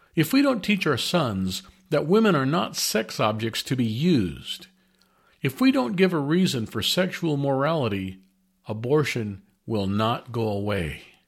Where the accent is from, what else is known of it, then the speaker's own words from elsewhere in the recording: United States; As American citizens